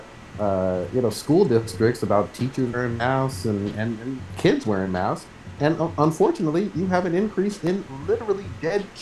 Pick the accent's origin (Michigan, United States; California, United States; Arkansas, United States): California, United States; Fremont; growing up in Fremont